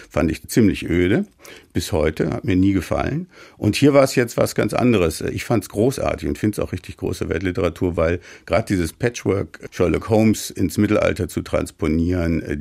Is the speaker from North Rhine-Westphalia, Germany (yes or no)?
yes; Soest, North Rhine-Westphalia, Germany; wohnte damals als Abiturient, hatte gerade Abitur gemacht, in der super mittelalterlichen Stadt Soest, wo ich geboren bin.